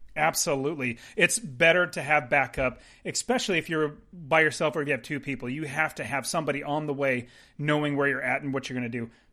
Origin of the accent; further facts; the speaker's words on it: United States; We're American